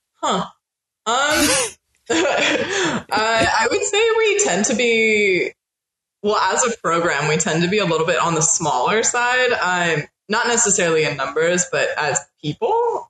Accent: Northern California, United States; moved away as an adult; now in New Orleans, United States; I'm originally from Northern California

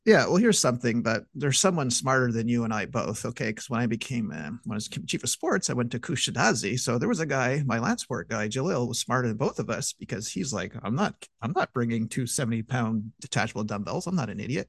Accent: Montreal, Quebec, Canada; my hometown of Montreal

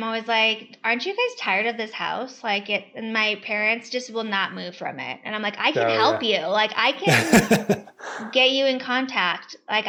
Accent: Reno, Nevada, United States; moved away as an adult; also born or lived in Hawaii; I am originally from Reno, Nevada. My husband was Army for 10 years. So we went from Reno to Hawaii for 5 years where I ran a military gym and then we got PCS'd here

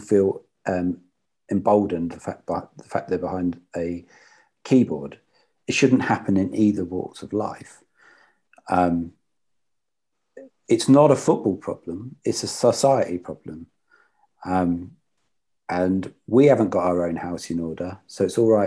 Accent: Luton, East of England, United Kingdom; I'm from Luton and we're so diverse in this town.

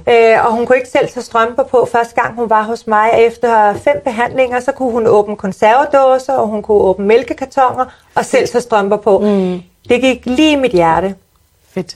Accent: Sorgenfri, Capital Region of Denmark, Denmark; jeg er født og opvokset i Sorgenfri

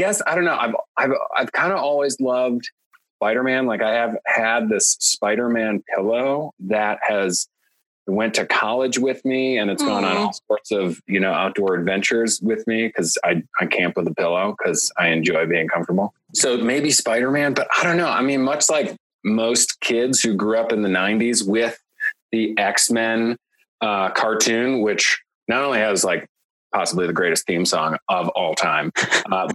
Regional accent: Chicago, Illinois, United States; born or raised there

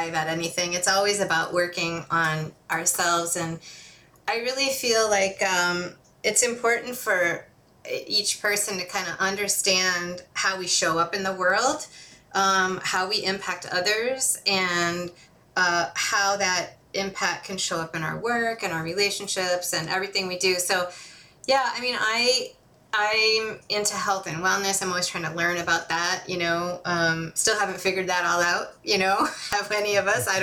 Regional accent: Holland, Michigan, United States; It was great growing up there.

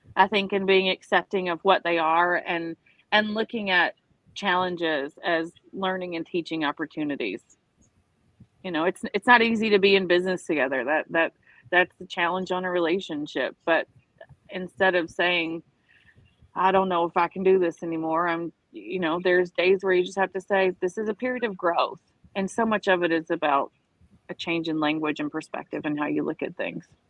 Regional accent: the South, United States; now in Florida Keys, United States; I grew up in the South

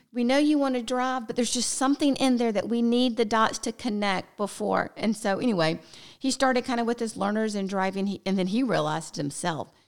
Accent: the South, United States; We're from the South

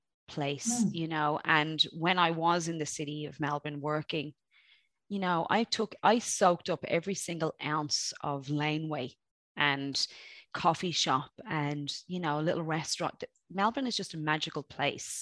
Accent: Dublin, Leinster, Ireland; also born or lived in Graiguenamanagh, County Kilkenny; I'm from Dublin, but I'm also from, part of my growing up was in a beautiful place called Greignamana, County Kilkenny

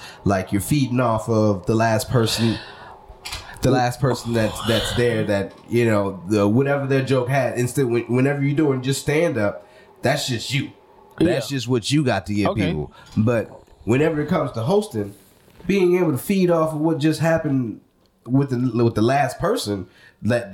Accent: New Orleans, Louisiana, United States; moved away as an adult; also born or lived in California; I'm from New Orleans

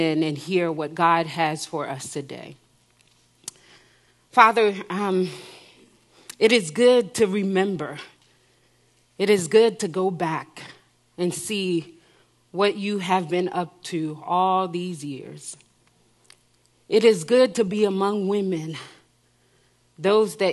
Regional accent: New Jersey, United States; also born or lived in Haiti; I was born in Haiti and I grew up in New Jersey

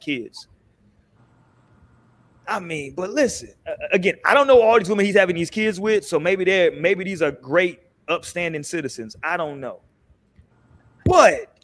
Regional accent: San Diego, California, United States; I was born in San Diego

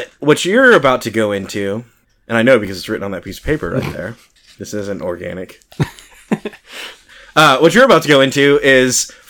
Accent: Texas, United States; we're from Texas

